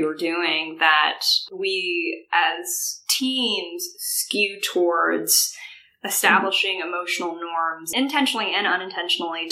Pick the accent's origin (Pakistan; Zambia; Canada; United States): United States; Midwest; also born or lived in Georgia; I was born in Georgia and live most of my life in the Midwest